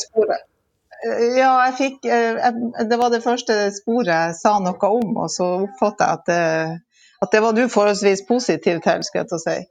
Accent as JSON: {"language": "Norwegian", "town": "Lødingen", "region": "Nordland", "country": "Norway", "moved": "as an adult", "lives_now": "Steigen, Norway", "said": "Jeg er fra Vestbygda i Lødingen"}